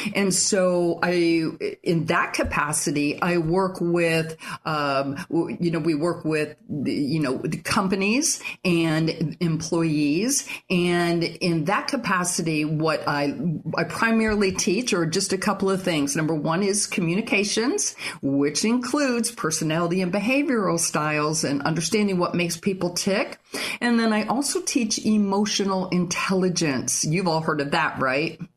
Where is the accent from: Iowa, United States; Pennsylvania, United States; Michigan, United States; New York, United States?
Michigan, United States; moved away as an adult; also born or lived in Fort Lauderdale, Florida; now in St. Augustine, United States; I grew up in Michigan. I went to college in Michigan.